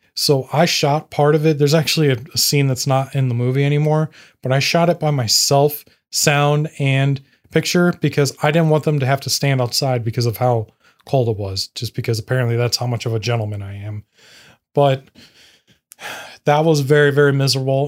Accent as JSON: {"language": "English", "region": "Indiana", "country": "United States", "said": "I'm a nobody from Indiana"}